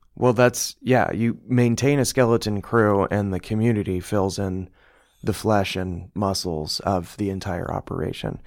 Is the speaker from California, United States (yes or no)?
no; Bloomington, Indiana, United States; I'm from here, I'm from Bloomington.